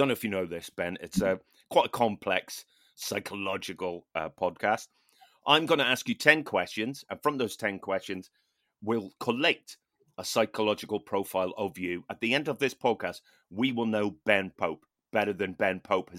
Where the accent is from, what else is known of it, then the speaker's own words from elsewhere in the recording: Ireland; I mean, you know, I'm Irish, therefore, you know, got some Viking in there, right?